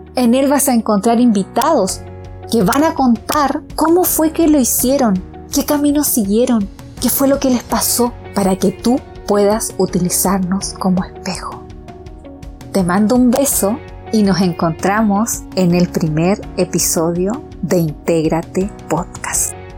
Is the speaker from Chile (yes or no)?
yes; Chile; also born or lived in Pichilemu; soy chilena, vivo en un lugar que se llama Pichilemu